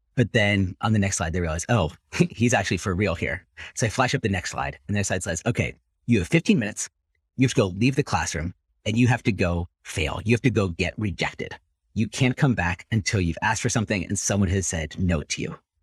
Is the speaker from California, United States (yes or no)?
yes; Silicon Valley, California, United States; growing up in Silicon Valley, part of the dark side of growing up there is hyper-competitive schools